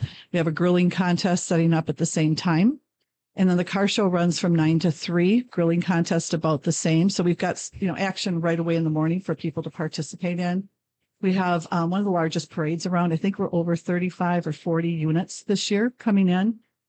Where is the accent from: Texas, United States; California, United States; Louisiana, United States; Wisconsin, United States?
Wisconsin, United States; Altoona; moved away as an adult; now in Eau Claire, United States; I worship here in Altoona as well at Bethlehem Church